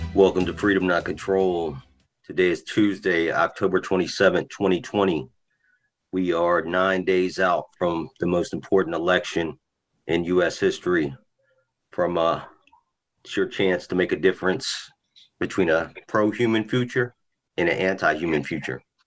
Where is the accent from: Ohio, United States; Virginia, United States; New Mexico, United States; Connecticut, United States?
Virginia, United States; now in South Carolina, United States; I'm from Virginia